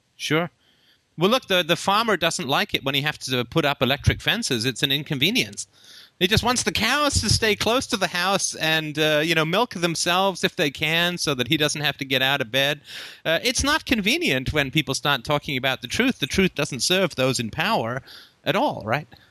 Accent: England, United Kingdom; also born or lived in Ireland / Africa; now in Canada; I was actually born in Ireland, and uh, I grew up in England. I lived in Africa for a while, came to Canada

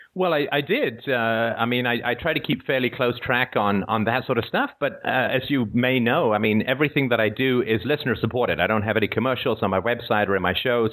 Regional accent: England, United Kingdom; also born or lived in Ireland / Africa; now in Toronto, Canada; I live uh, just outside of Toronto in Canada. I was born in Ireland. I grew up in England.

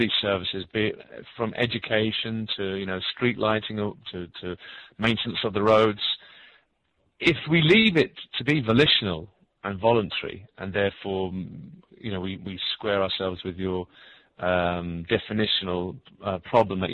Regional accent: United Kingdom; now in Canada; I'm actually from Great Britain, but I'm now residing in Canada.

